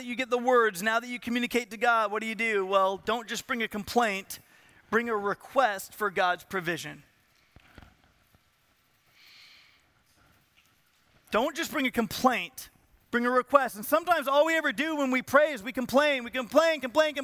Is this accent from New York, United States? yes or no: no; Southern California, United States; I am from Southern California. So, and I'm 7 or 8 years old